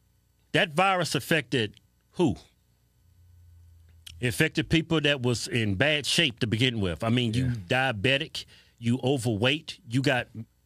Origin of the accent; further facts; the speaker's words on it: Martinsville, Virginia, United States; We grew up in Martinsville, Virginia. See, that's why we grew up poor for the most part.